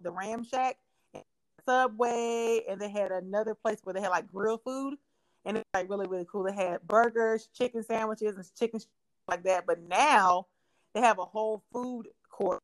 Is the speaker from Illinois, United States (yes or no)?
no; Oxford, North Carolina, United States; Oxford, which is my hometown